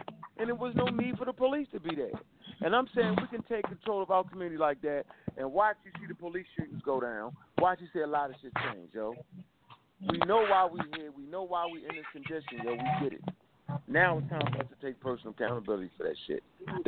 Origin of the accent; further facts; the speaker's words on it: Baltimore, Maryland, United States; I got another grandmother, right? I was raised up on Luce Hill.